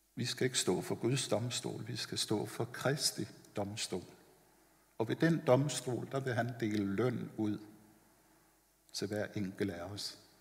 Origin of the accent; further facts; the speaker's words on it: Copenhagen, Capital Region of Denmark, Denmark; Jeg er vokset op ovre på Vesterbro i København